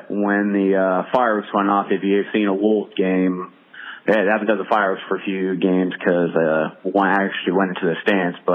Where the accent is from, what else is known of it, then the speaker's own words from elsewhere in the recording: Columbus, Ohio, United States; I'm from Columbus, Ohio.